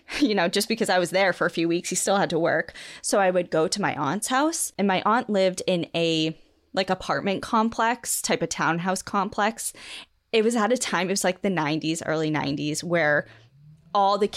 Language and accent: English; New England, United States; growing up in New England